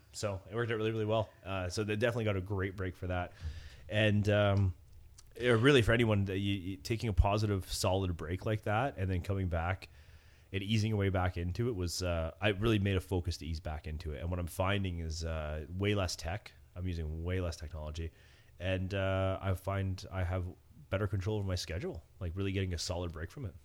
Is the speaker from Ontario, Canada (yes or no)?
yes; Cobourg, Ontario, Canada; where I grew up in Coburg